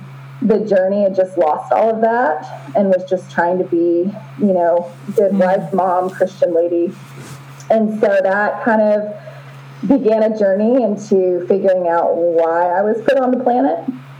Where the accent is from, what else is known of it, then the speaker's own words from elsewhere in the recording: Honduras; moved away as an adult; also born or lived in Southern United States / Costa Rica; So I grew up in that environment in Honduras and Costa Rica until college.